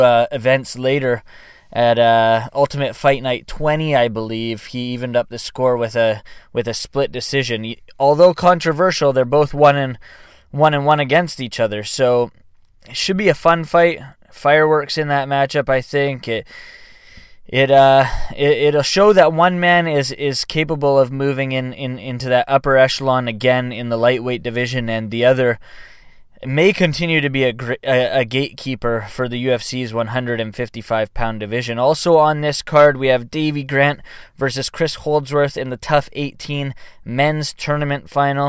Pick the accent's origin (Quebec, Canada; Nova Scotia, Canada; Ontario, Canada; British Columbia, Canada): British Columbia, Canada; Vancouver; Vancouver, British Columbia, my hometown right here